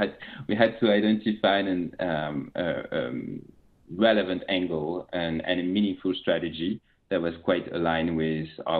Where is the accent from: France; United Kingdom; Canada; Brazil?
France; accent: French; English is a second language; moved away as an adult; also born or lived in China; now in San Francisco, United States; You will very quickly notice that I'm French with my accent. I'm French. I'm based in San Francisco.